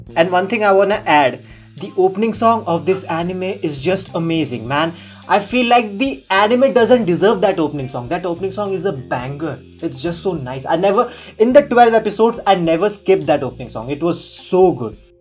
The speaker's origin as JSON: {"language": "English", "country": "India", "said": "I'm an Indian."}